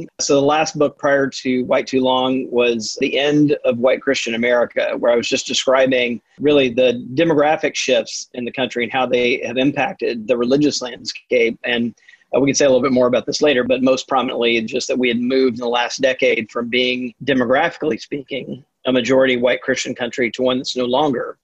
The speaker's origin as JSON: {"language": "English", "region": "Mississippi", "country": "United States", "tie": "born or raised there", "said": "I grew up Southern Baptist in Mississippi"}